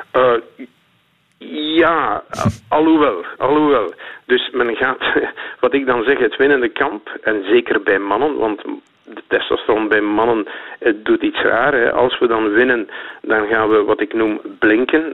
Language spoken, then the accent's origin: Dutch; Flanders, Belgium